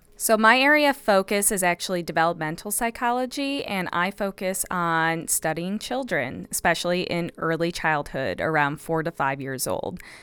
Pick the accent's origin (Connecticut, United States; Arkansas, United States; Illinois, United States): Illinois, United States; also born or lived in Madison, Wisconsin; I'm originally from Illinois, the Midwest. I'm a Midwest girl.